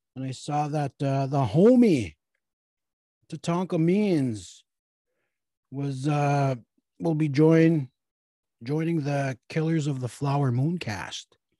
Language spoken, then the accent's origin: English; Red Lake, Minnesota, United States; I'm from Red Lake, that's how we talk